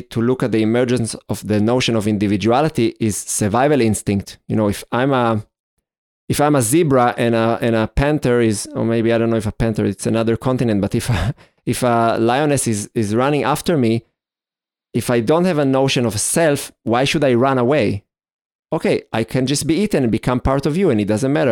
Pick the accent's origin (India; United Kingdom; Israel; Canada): Israel; growing up in Israel